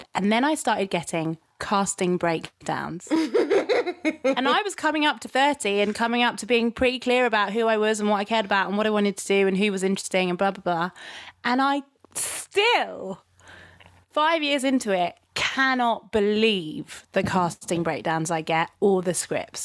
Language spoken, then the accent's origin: English; London, United Kingdom; I am from London. This is what it sounds like when I am from London.